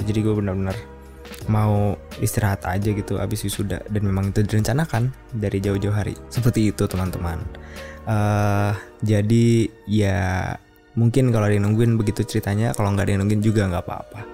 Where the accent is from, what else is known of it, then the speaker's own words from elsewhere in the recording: Bekasi, West Java, Indonesia; moved away as an adult; also born or lived in Yogyakarta; gue dari Bekasi gitu gue sekolah SMA di sekolah yang cukup oke oke okay, bahkan mungkinnya di tingkat Bekasi